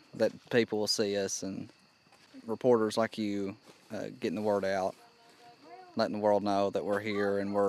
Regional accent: Evarts, Kentucky, United States; I'm 17-year-old. I'm from Everts, Kentucky.

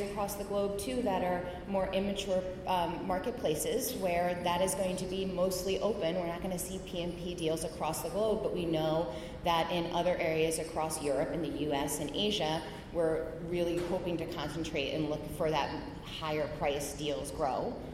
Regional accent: White Plains, New York, United States; I grew up mostly in White Plains, New York

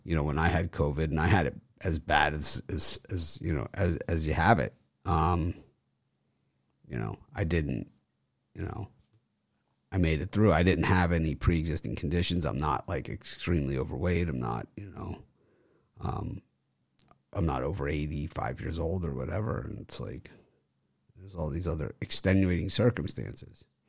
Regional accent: Miami, Florida, United States; I'm from Miami. I'm Miami guy

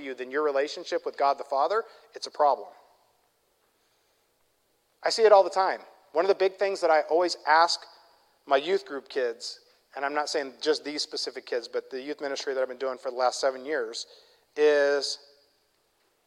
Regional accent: Midwest, United States; I'm from the Midwest

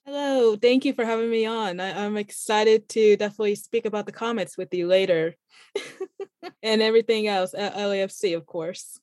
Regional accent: Kansas City, United States; I am born and raised in Kansas City, so I grew up watching Sporting Kansas City

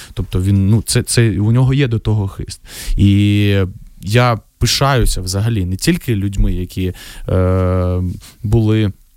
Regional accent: Vovchansk, Kharkiv Oblast, Ukraine; moved away; моє рідне місто

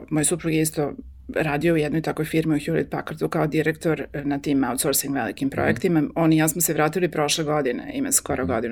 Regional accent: Serbia; moved away; naš povratak mog supruga i mene prošle godine ovde u Srbiju

